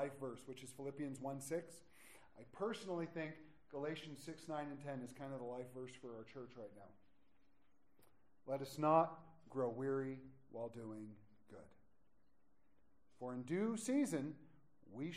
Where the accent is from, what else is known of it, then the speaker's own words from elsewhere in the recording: United States; also born or lived in Gunnison County, Colorado; we're American Christians